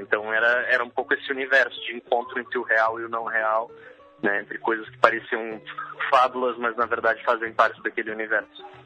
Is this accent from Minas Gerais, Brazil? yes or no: no; Gaúcho, Rio Grande do Sul, Brazil; na minha vida como como gaúcho e como brasileiro